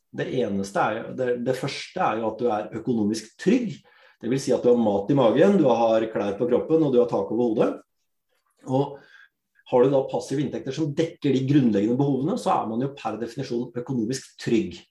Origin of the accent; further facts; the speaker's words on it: Drammen, Buskerud, Norway; født og oppvokst i Drammen. Opprinnelig, opprinnelig fra India.